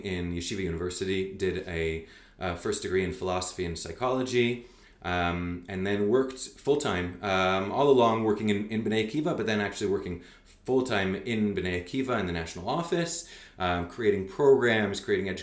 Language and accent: English; Montreal, Quebec, Canada; also born or lived in Calgary, Canada / New York, United States; now in Israel; I was born in Calgary. I grew up in Canada, in Montreal.